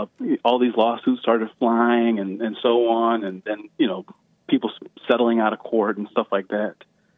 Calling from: Chicago, Illinois, United States; I'm calling you from the People's Republic of Chicago.

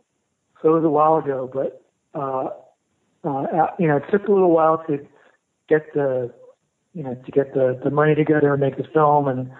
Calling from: Portland, Oregon, United States; I'm calling you from Portland, Oregon.

